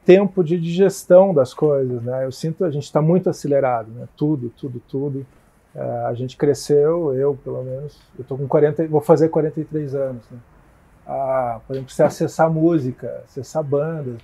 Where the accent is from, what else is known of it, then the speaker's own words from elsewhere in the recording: Curitiba, Paraná, Brazil; eu sou de Curitiba, né? Nasci aqui